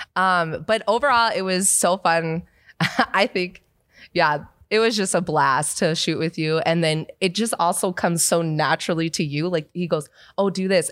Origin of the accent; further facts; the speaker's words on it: Seattle, Washington, United States; moved away as an adult; I'm from Seattle